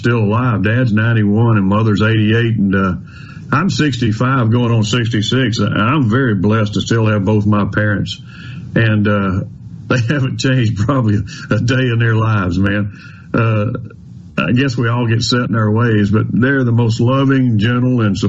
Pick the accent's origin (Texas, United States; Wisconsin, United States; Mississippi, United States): Mississippi, United States; Carthage; I grew up in Carthage, Mississippi.